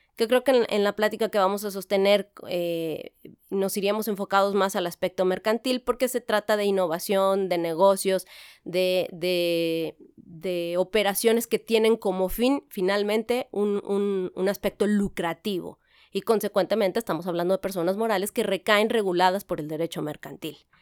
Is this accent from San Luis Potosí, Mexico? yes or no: yes; San Luis Potosí, Mexico; moved away as an adult; also born or lived in Querétaro; Yo soy originaria de San Luis Potosí, aunque ya tengo 20 años aquí